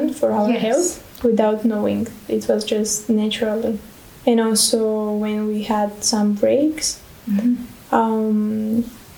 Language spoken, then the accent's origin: English; Bulgaria; I'm from Bulgaria.